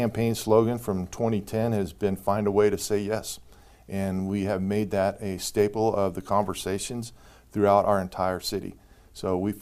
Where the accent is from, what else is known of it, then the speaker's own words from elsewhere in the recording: Las Vegas, Nevada, United States; moved away as an adult; now in Sparks, United States; I grew up in Las Vegas, you know, when Vegas was, I left for college in 78, it was 300,000 people